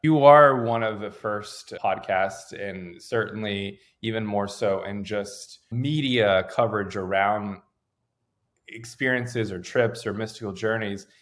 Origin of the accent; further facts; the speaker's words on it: Raleigh, North Carolina, United States; moved away as an adult; now in Los Angeles, United States; I grew up in Raleigh